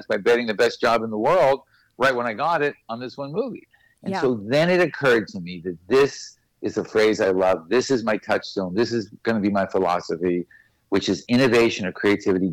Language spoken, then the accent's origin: English; Boston, Massachusetts, United States; We grew up in Boston.